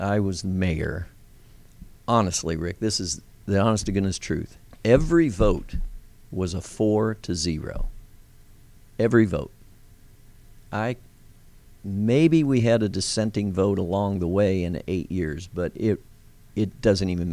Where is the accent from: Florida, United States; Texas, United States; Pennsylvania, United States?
Pennsylvania, United States; Lancaster; also born or lived in York, Pennsylvania; now in Georgia, United States; I come from an Amish background. We're from Lancaster, Pennsylvania, York, Lancaster. We had a dairy. We had a farm